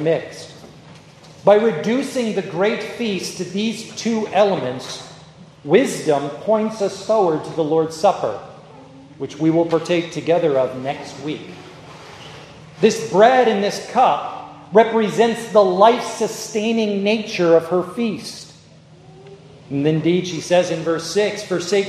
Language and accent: English; New York, United States; I grew up in New York, I talk very fast